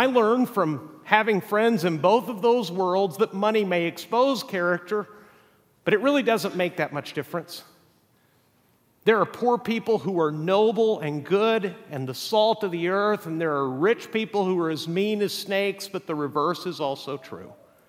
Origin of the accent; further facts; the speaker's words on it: Mexico; English is a second language; I can tell you also from growing up in Mexico, the definition of a third world country is that there's oftentimes great wealth living right next to stark poverty.